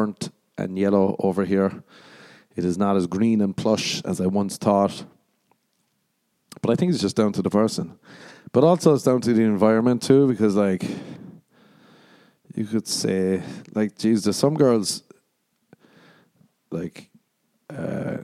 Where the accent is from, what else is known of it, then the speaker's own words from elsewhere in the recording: Ireland; I come from Ireland. I come from Ireland